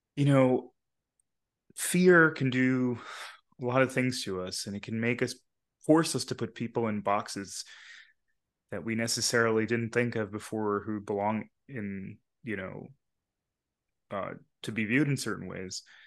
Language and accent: English; Long Island, New York, United States; also born or lived in Bronx, New York / Queens, New York; where I grew up on Long Island